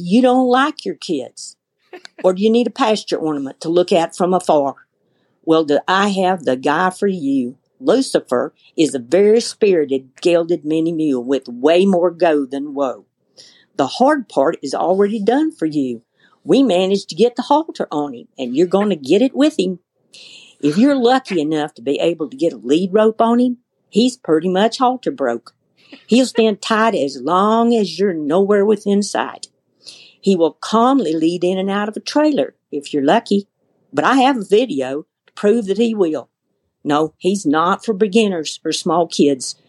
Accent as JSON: {"language": "English", "region": "the South", "country": "United States", "tie": "born or raised there", "moved": "yes", "lives_now": "Western Kansas, United States", "said": "I was raised in the South"}